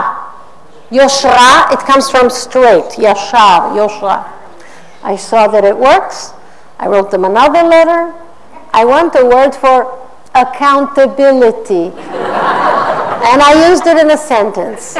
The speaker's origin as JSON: {"language": "English", "country": "Israel", "tie": "born or raised there", "also_born_or_lived": "California, United States", "accent": "Israeli; worked toward Californian", "second_language": "English", "said": "the Israeli accent comes back"}